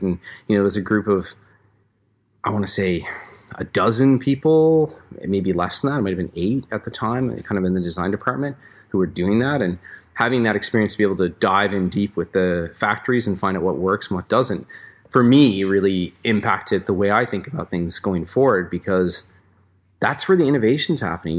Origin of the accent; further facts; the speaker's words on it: Newfoundland and Labrador, Canada; also born or lived in Vancouver; now in Squamish, Canada; we grew up together in Newfoundland